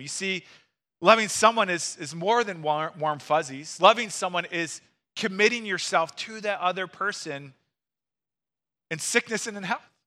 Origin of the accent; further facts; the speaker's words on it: Missouri, United States; now in Wisconsin, United States; I'm from Missouri